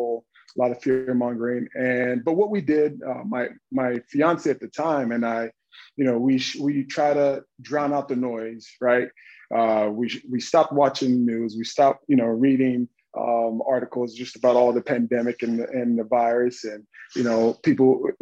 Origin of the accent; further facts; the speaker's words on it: Dallas, Texas, United States; moved away as an adult; I'm from Dallas, Texas, really urban Texas